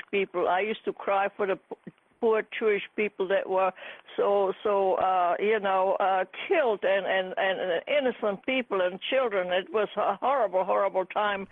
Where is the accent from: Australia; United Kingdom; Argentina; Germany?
Germany; also born or lived in Czechoslovakia (Carpathian Mountains); I came to Germany when I was 10. I was born in Czechoslovakia.